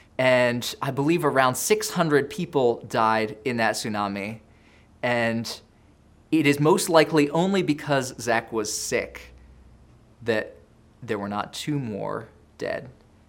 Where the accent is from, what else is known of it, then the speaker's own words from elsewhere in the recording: Indonesia; Now, I grew up in Indonesia